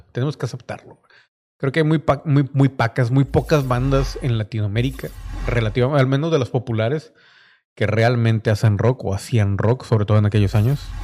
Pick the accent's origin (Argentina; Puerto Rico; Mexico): Mexico; como mexicano